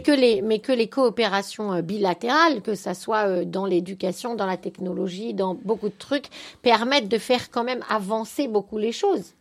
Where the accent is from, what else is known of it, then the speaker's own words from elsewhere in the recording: France; also born or lived in Israel; now in Belgium; en tant que Française